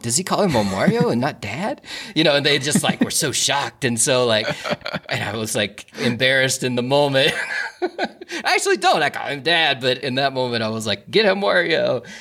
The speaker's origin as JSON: {"language": "English", "town": "Alum Creek", "country": "United States", "tie": "born or raised there", "moved": "yes", "said": "The big thing in my hometown of Alum Creek is every July we have the Alum Creek pig roast"}